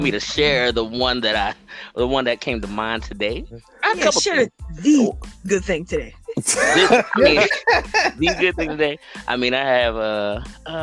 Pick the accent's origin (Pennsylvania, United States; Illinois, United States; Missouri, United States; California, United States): Pennsylvania, United States; Pittsburgh; moved away as an adult; also born or lived in Japan; now in Atlanta, United States; I grew up in Pittsburgh, kind of had a little stint in Japan, you know, where I learned some things, military kid